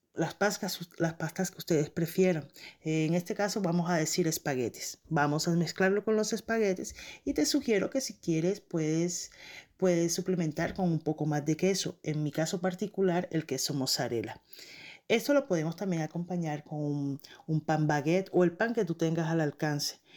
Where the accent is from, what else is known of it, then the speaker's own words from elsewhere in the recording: Barranquilla, Atlántico, Colombia; now in Montreal, Canada; soy una barranquillera radicada en Montreal, Canadá